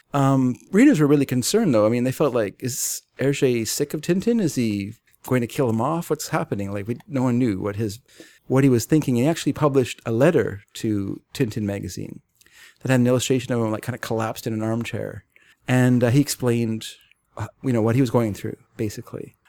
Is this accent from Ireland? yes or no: no; England, United Kingdom; I'm English